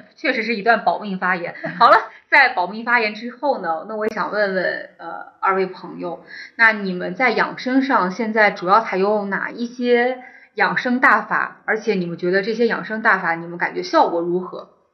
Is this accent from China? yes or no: yes; northern China, China; moved away as an adult; also born or lived in Shenzhen / Hong Kong; 我自己作为一个北方人，我其实嗯。在家里是从来不喝老火汤的